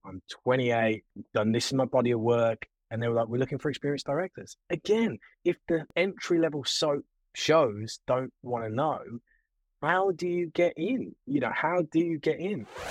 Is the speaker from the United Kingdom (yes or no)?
yes; Birmingham, West Midlands, United Kingdom; Birmingham, my hometown